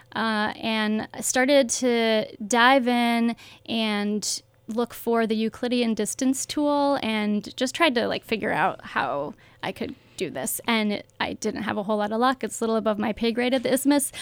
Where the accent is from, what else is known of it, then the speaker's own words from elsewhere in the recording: outside of Milwaukee, Wisconsin, United States; now in Madison, United States; I grew up outside of Milwaukee